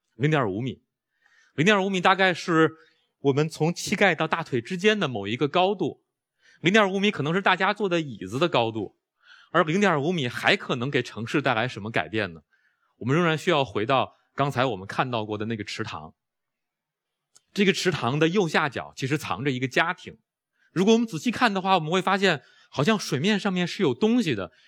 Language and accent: Chinese; Beijing, China; 我在中关村长大，我在海淀黄庄上学